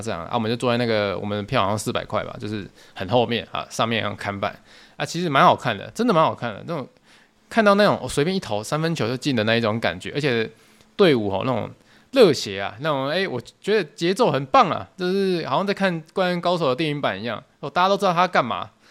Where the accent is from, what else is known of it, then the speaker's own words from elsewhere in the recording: Tainan, Taiwan; 因为我是台南人，那我从以前到现在工作都没有离开台南过